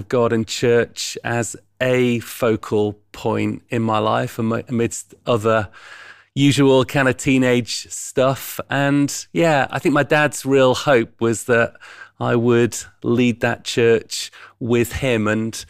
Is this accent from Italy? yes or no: no; Yorkshire and the Humber, United Kingdom; Well, yeah, I'm a Yorkshireman. So born over in East Yorkshire near Hull and lived and grew up there.